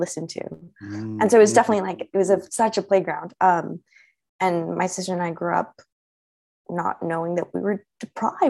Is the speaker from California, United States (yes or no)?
yes; Los Angeles, California, United States; I was born and raised in Los Angeles